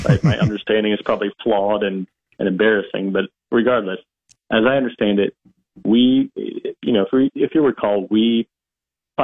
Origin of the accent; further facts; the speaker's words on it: Nebraska, United States; my home state